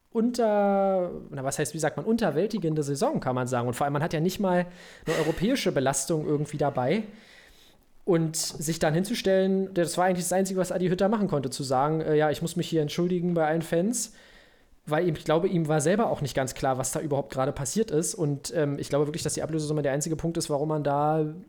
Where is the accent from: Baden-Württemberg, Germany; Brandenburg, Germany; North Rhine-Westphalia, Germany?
Brandenburg, Germany; wir sind doch beide Brandenburger Kinder